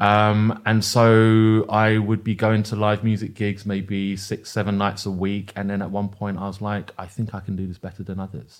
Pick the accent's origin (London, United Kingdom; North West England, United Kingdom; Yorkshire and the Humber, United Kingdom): London, United Kingdom; I see my identity very much as rooted in, uh, a, as a Londoner